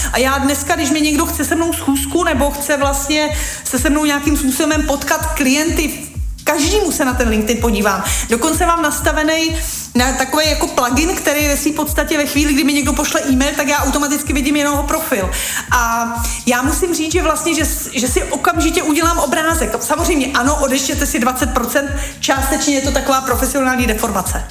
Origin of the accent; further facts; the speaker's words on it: Czechia; my jako Češi